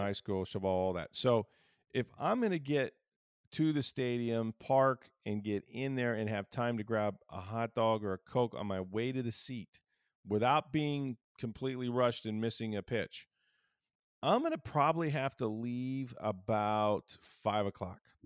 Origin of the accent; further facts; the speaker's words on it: Pinellas County, Florida, United States; also born or lived in Hillsborough County, Florida; I grew up on the Pinellas side